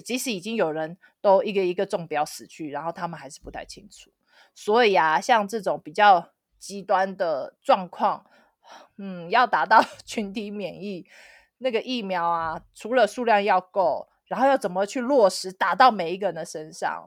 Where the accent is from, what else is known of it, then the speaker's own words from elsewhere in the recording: Taoyuan, Taiwan; moved away as an adult; now in Dharamsala, India; 我的家乡桃园